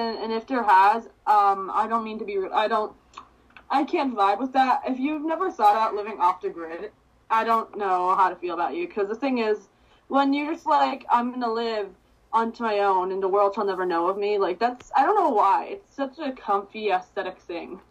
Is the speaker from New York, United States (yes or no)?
yes; East Meadow, New York, United States; I'm from East Meadow